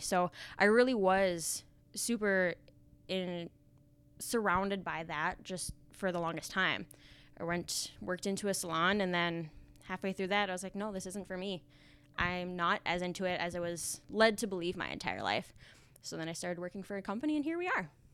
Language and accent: English; Finley, North Dakota, United States; moved away as an adult; now in Fargo, United States; Me and my husband, we live in Fargo now, but I grew up in Findlay, North Dakota